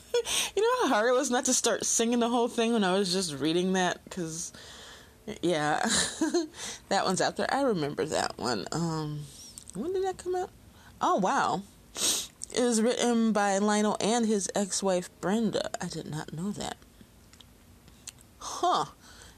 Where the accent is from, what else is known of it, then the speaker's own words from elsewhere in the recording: Alabama, United States; He might be your pet, but I'm from Alabama. That's a snake.